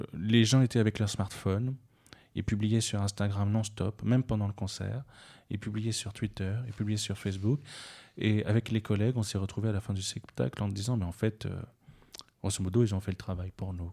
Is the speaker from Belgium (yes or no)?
no; Gabon; je suis né au Gabon, c'est un pays francophone.